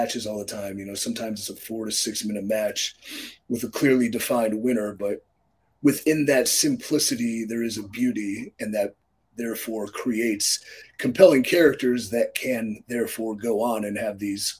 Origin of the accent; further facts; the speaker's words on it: Cleveland, Ohio, United States; my hometown of Cleveland, Ohio